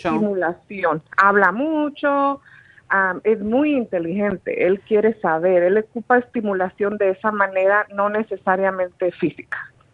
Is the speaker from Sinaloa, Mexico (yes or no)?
yes; Sinaloa, Mexico; yo soy de Sinaloa, México